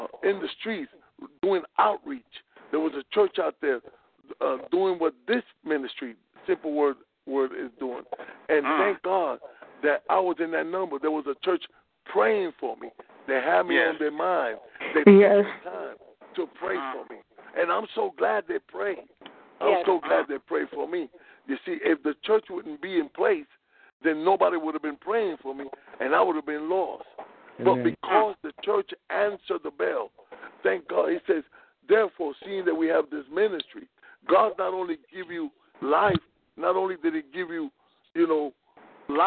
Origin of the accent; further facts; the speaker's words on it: New York City, New York, United States; raised in the South Bronx in New York City